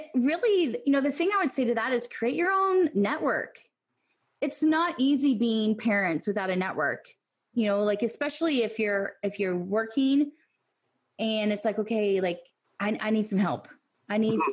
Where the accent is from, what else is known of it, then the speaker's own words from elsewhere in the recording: Illinois, United States; now in Tennessee, United States; I'm originally from Illinois